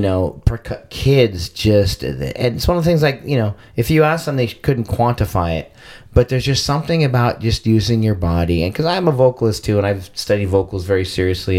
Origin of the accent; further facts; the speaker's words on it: Arcadia, California, United States; now in San Diego, United States; I grew up in Arcadia, California